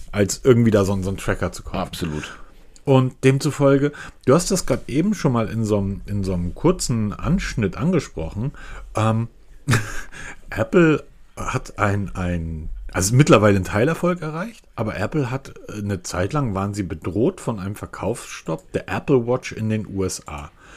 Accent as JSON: {"language": "German", "region": "Hamburg", "country": "Germany", "said": "ich bin Hamburger"}